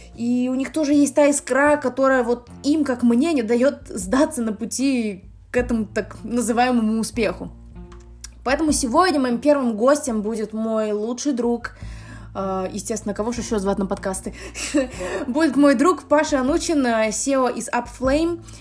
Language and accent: Russian; Minsk, Belarus; мне 24, я из Минска